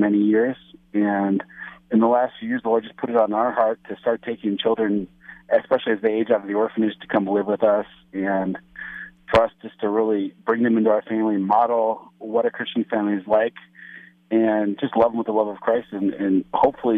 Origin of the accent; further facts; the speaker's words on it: Cleveland, Ohio, United States; moved away as an adult; now in Kharkiv, Ukraine; I'm from Cleveland, Ohio originally, but I've been a missionary in Ukraine for 13 years